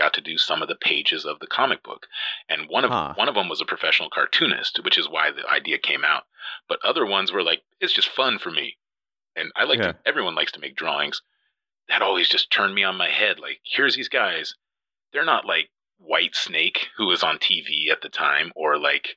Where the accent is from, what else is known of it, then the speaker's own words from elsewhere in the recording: Yakima, Washington, United States; moved away; also born or lived in Olympia, Washington; Yakima, Washington